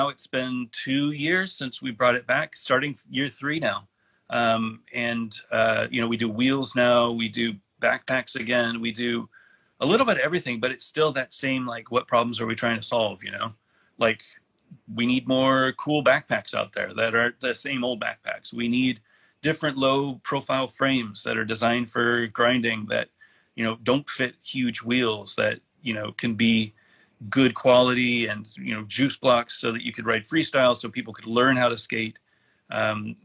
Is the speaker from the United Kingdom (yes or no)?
no; Alameda, California, United States; moved away as an adult; now in North Carolina, United States; I grew up in Alameda, California